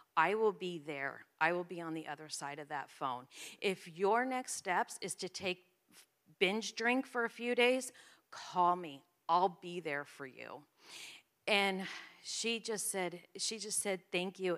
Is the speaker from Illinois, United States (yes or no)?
no; New Jersey, United States; I'm from New Jersey.